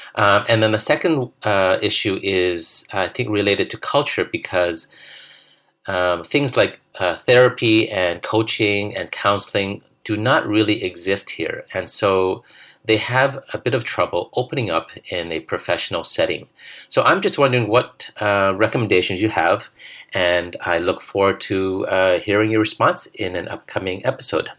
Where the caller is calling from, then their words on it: Ho Chi Minh City, Vietnam; I am calling you from Saigon, Vietnam.